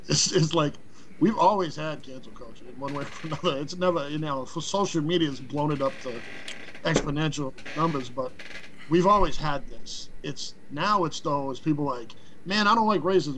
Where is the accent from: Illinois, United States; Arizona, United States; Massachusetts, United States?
Massachusetts, United States; Boston; moved away as an adult; now in Florida, United States; I live in Florida, but I'm from Boston. I grew up in Grove Hall on Castle Gate Road